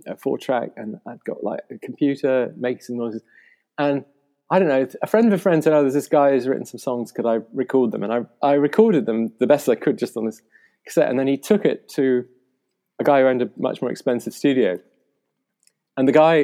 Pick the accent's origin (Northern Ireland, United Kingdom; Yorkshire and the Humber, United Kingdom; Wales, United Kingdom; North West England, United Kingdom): Yorkshire and the Humber, United Kingdom; Yorkshire Dales; also born or lived in Portugal / Netherlands; now in London, United Kingdom; I grew up in the Yorkshire Dales, kind of quite far away from the big city and the bright lights